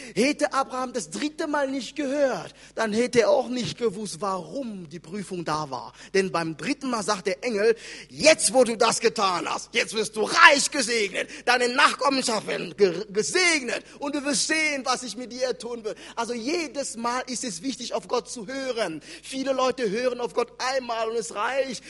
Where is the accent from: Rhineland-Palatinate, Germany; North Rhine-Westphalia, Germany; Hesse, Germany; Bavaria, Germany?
Hesse, Germany; Wiesbaden; in Hessen, da wo ich herkomme, in Wiesbaden